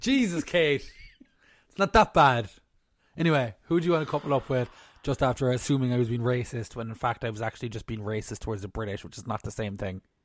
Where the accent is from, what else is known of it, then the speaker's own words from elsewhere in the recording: Ireland; We're Irish here